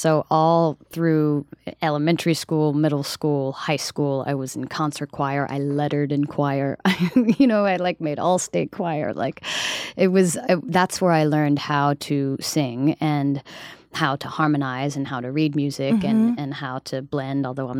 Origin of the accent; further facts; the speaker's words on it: Summerville, South Carolina, United States; also born or lived in Charleston, South Carolina; now in New York City, United States; I grew up in South Carolina.